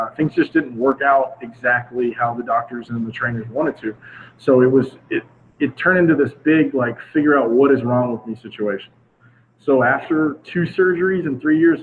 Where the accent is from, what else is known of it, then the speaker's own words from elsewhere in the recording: Northwest Florida, United States; moved away as an adult; now in San Diego, United States; I grew up in Northwest Florida